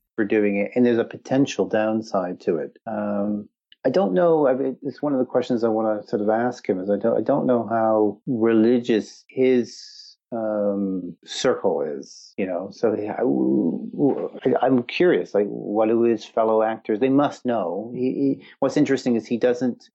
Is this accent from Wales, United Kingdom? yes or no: yes; Wales, United Kingdom; moved away; also born or lived in Canada; my heritage is Welsh. I grew up in Wales, but obviously there's a Canadian influence